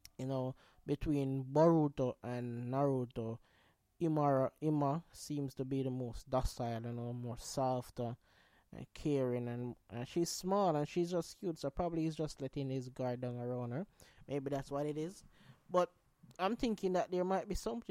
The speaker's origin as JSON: {"language": "English", "country": "Jamaica", "said": "I'm Jamaican"}